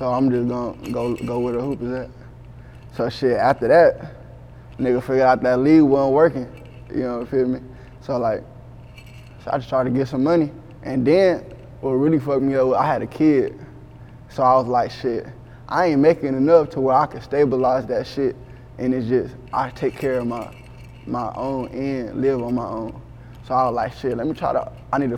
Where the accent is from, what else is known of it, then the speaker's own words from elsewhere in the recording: Texas, United States; also born or lived in Cleveland, Ohio; I'm from Cleveland, Ohio, but I would say I was raised in Texas. For real, like San Antonio area, Houston area